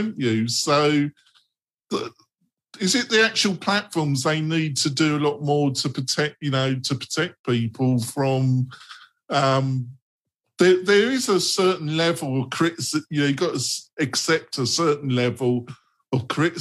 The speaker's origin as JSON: {"language": "English", "region": "England", "country": "United Kingdom", "said": "I come from England"}